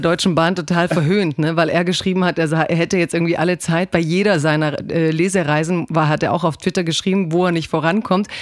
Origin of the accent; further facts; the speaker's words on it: Croatia; Kroatin bin ich voll